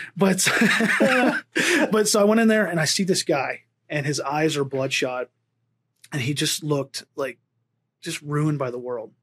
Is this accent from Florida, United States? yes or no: no; Pennsylvania, United States; now in Las Vegas, United States; I grew up in Pennsylvania.